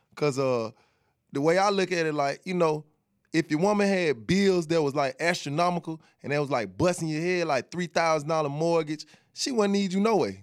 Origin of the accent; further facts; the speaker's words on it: Atlanta, Georgia, United States; I'm from Atlanta